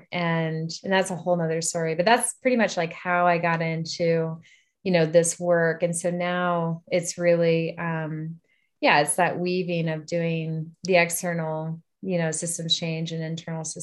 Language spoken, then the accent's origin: English; Upper Arlington, Ohio, United States; also born or lived in Washington, D.C. / Maryland / Illinois; now in Boulder, United States; And then, yeah, and then spent high school in Upper Arlington, Ohio.